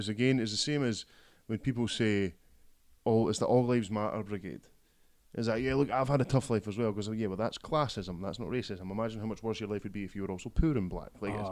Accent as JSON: {"language": "English", "region": "Scotland", "country": "United Kingdom", "said": "as a Scotsman"}